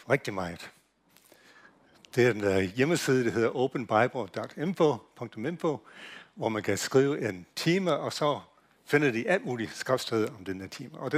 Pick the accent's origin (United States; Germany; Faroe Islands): United States; Danish is a second language; now in Denmark; jeg kommer fra USA, så hvis jeg udtaler ting forkert, så er det derfor, jeg gør det.